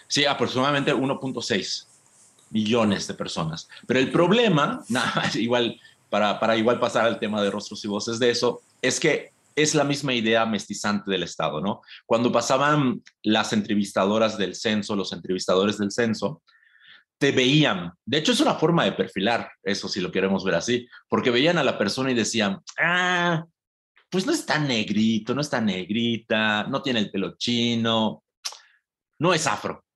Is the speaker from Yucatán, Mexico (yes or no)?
yes; Yucatán, Mexico; yo te hablo como, como hombre costeño de Yucatán